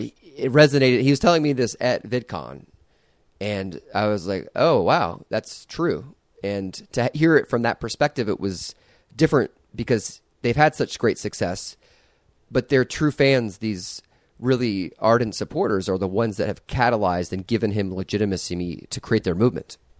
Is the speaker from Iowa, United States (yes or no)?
yes; Iowa, United States; I grew up in Iowa.